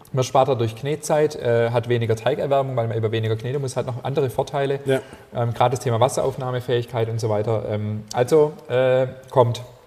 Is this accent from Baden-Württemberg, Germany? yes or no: yes; Ammertal, near Herrenberg, Baden-Württemberg, Germany; moved away; aus meiner alten Heimat, aus dem Ammertal äh, in der Nähe von Herreberg